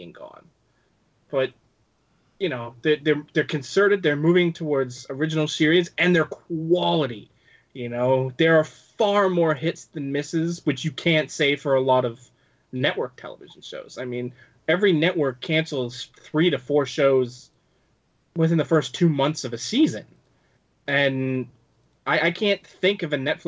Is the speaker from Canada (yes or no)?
yes; Canada; I'm Canadian